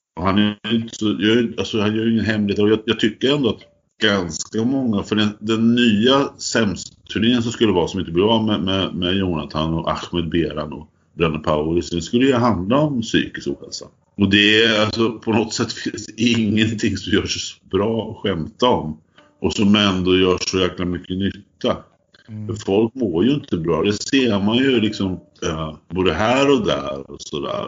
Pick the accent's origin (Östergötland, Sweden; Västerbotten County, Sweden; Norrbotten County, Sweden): Östergötland, Sweden; Fornåsa; jag är uppvuxen i Fornåsa